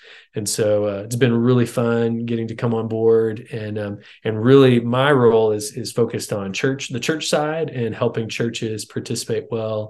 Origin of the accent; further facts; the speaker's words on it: Houston, Texas, United States; I grew up in Texas, grew up in Houston.